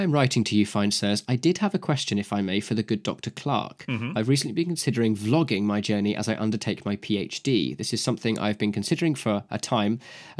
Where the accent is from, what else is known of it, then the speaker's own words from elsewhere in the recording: Queensland, Australia; it would also impact the good people in my home state of Queensland.